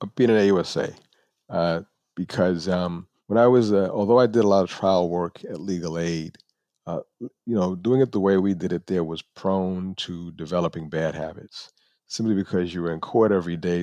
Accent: New York City, New York, United States; moved away; also born or lived in Buffalo, New York; I am from the Bronx, New York.

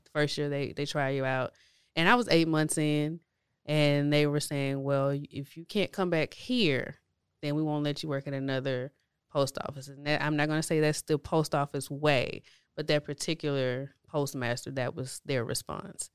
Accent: Houston, Texas, United States; I grew up on the east side of Houston. um, near Crosby area-ish, um, and so from there, from childhood all the way up until adulthood, that's where I lived

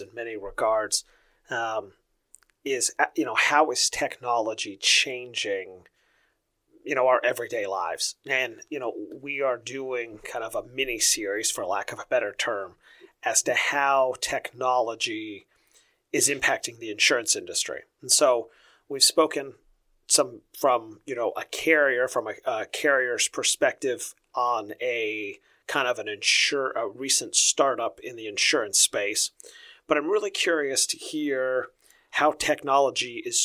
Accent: Wooster, Ohio, United States; Worcester is, for those of you who don't know, is actually my hometown

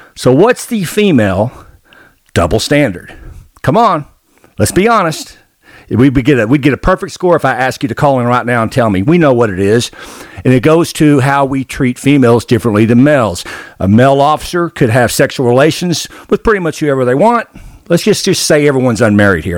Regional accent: Arkansas, United States; I grew up in Arkansas

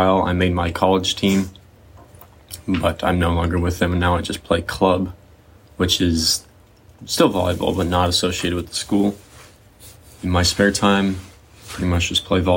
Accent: central Missouri, United States; also born or lived in St. Louis, Missouri; I was born in Missouri, up in St. Louis. And then when I was four, we moved down to kind of central Missouri

